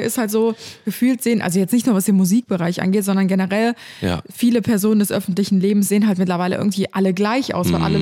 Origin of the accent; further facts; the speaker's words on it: Cologne, North Rhine-Westphalia, Germany; in dem Viertel Karneval feier, wo ich aufgewachsen bin